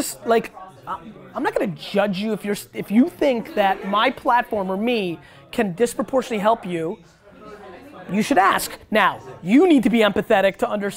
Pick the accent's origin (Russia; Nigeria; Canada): Russia; now in United States; I came from Russia too.